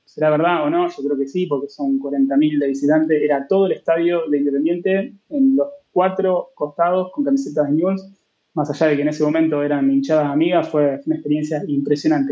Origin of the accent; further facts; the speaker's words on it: Rosario, Santa Fe, Argentina; soy rosarino.